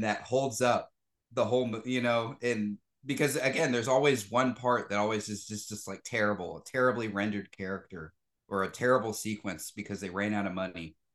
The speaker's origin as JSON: {"language": "English", "region": "the South", "country": "United States", "tie": "born or raised there", "said": "growing up in the South"}